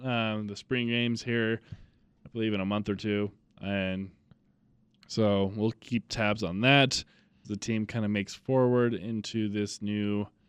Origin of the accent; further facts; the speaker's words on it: Bakersfield, California, United States; Be surprising because growing up in Bakersfield.